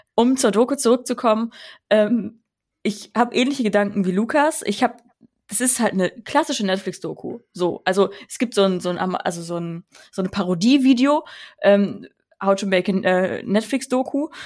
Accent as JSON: {"language": "German", "region": "Rhineland", "country": "Germany", "tie": "born or raised there", "said": "ich komme auch aus dem Rheinland. Ich bin im Rheinland aufgewachsen"}